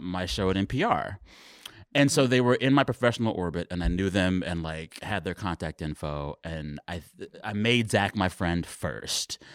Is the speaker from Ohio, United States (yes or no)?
no; Texas, United States; I am Texan